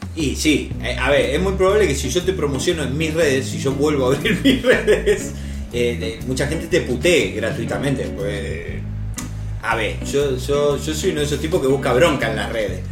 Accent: Argentina; no soy argentino

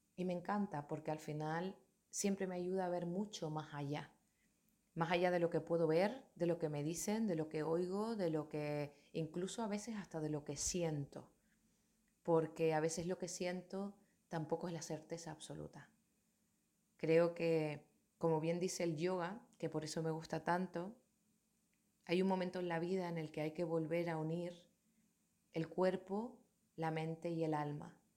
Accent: Tenerife, Canary Islands, Spain; Soy de Tenerife, de Canarias, de una comunidad autónoma que pertenece a España

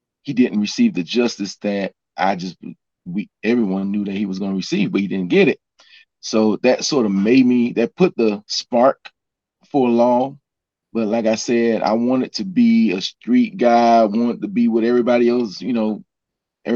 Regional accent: Miami, Florida, United States; moved away as an adult; also born or lived in Atlanta; I was raised in Miami, Florida

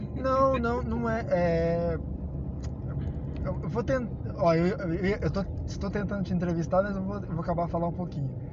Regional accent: Brazil; somos brasileiras

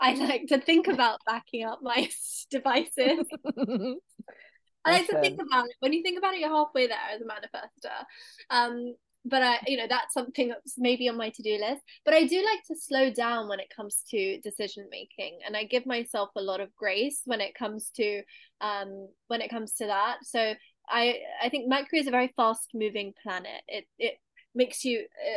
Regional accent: London, United Kingdom; So I'm in London right now. I was born in London.

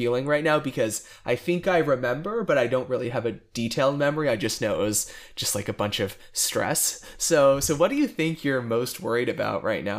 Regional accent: Dallas, Texas, United States; I'm from Dallas.

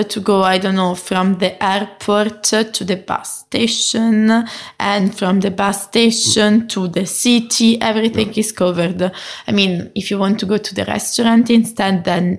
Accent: Italy; English is a second language; moved away; I come from Italy, so in my country

